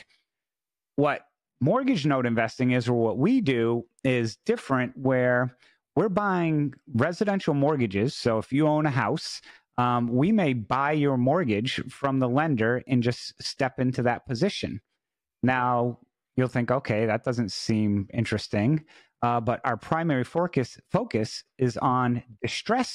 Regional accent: New England, United States; moved away as an adult; also born or lived in Washington, D.C.; I was originally from New England area

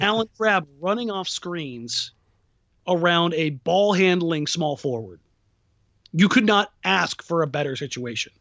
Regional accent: Southern California, United States; also born or lived in Los Angeles; now in Portland, United States; I grew up in Southern California

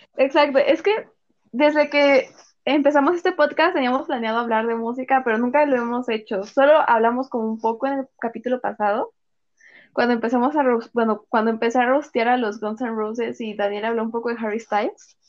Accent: Mexico; Ya no somos mexicanas

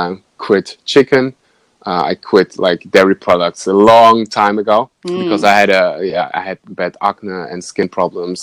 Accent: Germany; now in Bali, Indonesia; I was born and raised in Germany, but my parents are, so my blood is kind of Russian

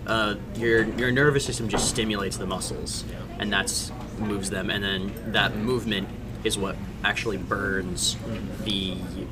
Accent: Idaho, United States; I'm from Idaho

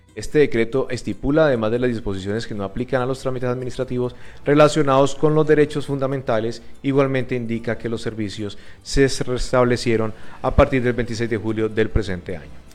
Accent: Palmira, Valle del Cauca, Colombia; nuestro municipio

